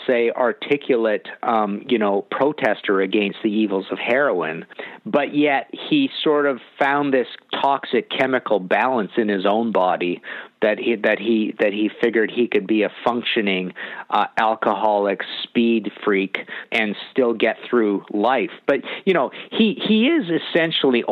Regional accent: British Columbia, Canada; I'm from Canada

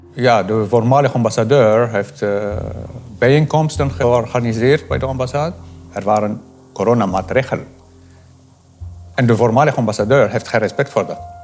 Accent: Algeria; moved away as an adult; now in Netherlands; ik ben Algerijns ik eh, woon in Nederland al 20 jaar

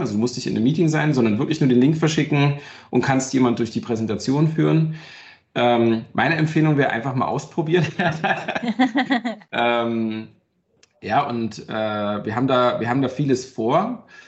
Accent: Brandenburg an der Havel, Brandenburg, Germany; now in Berlin, Germany; ich komme ja halt aus Brandenburg, aus der Havel, ja. Wir hatten damals nicht viel, äh, weder im Osten noch nach der, nach der Wende

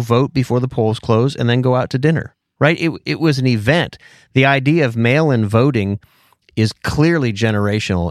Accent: Pennsylvania, United States; when I grew up in Pennsylvania

